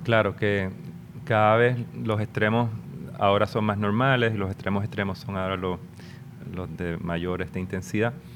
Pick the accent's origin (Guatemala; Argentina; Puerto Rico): Puerto Rico; nuestro país